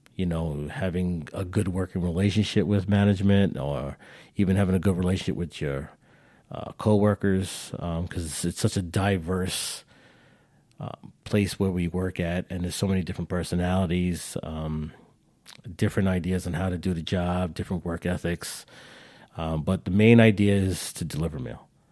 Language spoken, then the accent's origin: English; New York, United States; We're, we're all from New York.